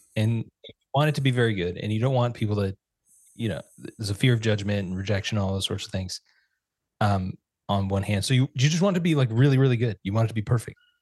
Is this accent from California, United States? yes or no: yes; Fresno, California, United States; also born or lived in Santa Rosa, California; moved from Santa Rosa, California to Fresno, which is our hometown